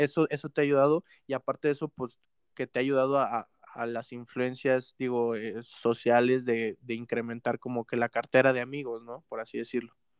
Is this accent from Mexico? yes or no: yes; Mexico; uno aquí como mexicano